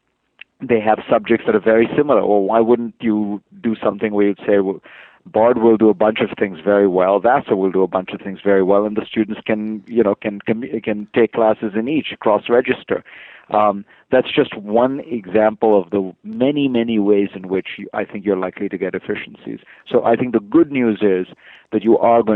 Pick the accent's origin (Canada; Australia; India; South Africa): India; I was born in India, really just a generation removed from independence